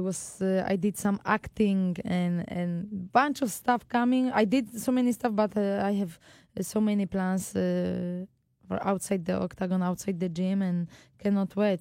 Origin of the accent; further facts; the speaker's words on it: Poland; moved away; back home to Poland